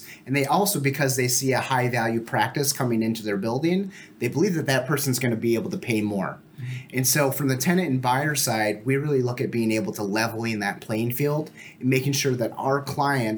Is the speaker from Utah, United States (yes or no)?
no; Fargo, North Dakota, United States; also born or lived in Moorhead, Minnesota; grew up in Fargo Moorhead.